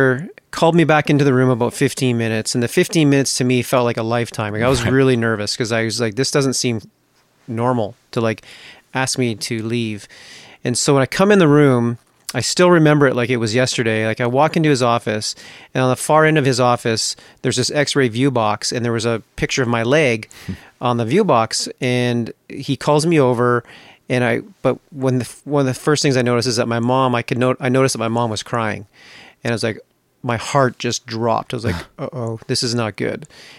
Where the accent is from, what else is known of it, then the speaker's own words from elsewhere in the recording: British Columbia, Canada; Growing up, I grew up in British Columbia, up in Canada